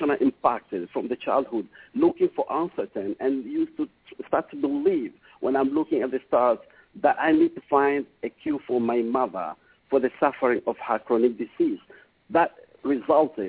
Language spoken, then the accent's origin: English; Burundi; moved away; also born or lived in Oman; I was born in Africa, in Burundi.